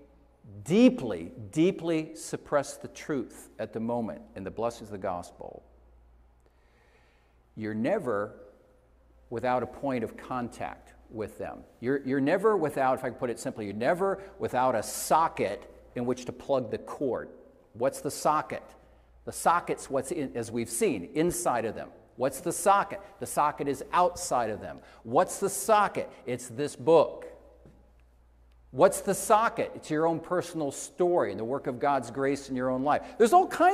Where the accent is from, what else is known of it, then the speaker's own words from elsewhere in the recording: Iowa, United States; moved away; I took a trip to where I grew up in Iowa